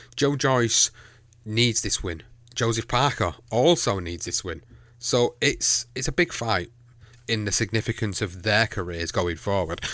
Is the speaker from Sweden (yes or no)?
no; Manchester, North West England, United Kingdom; in Manchester, in my hometown